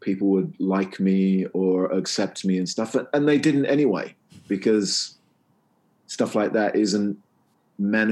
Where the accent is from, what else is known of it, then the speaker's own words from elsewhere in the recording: England, United Kingdom; I'm English